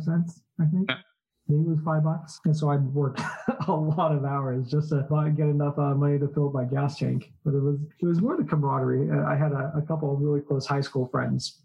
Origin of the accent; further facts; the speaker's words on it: Orange County, California, United States; also born or lived in Seoul, South Korea; I was born in South Korea, in Seoul. Uh-huh. But I grew up in Orange County, California